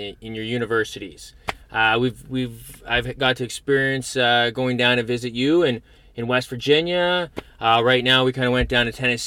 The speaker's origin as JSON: {"language": "English", "town": "Regina", "region": "Saskatchewan", "country": "Canada", "tie": "born or raised there", "said": "we had a forensic lab growing up in Regina"}